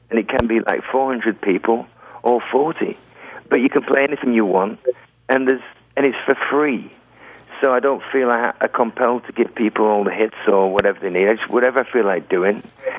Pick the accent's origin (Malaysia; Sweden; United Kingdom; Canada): United Kingdom; England; I'm English.